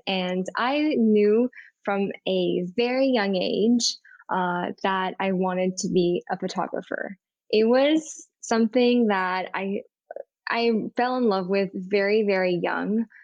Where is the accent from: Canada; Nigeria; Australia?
Canada; Montreal, Quebec; moved away as an adult; now in New York City, United States; I grew up in Montreal, in Montreal, Canada